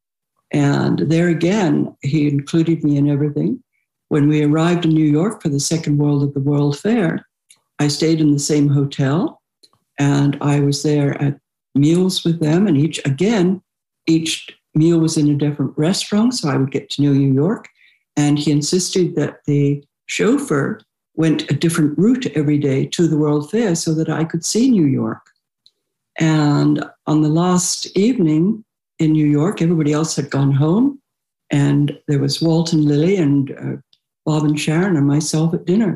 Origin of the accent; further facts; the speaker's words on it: United Kingdom; now in United States; I'm British.